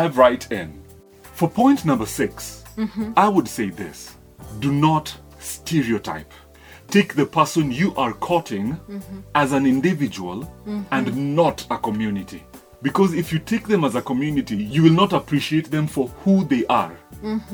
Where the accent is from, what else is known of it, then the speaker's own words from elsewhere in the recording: Nyanza, Kenya; I come from the Luo community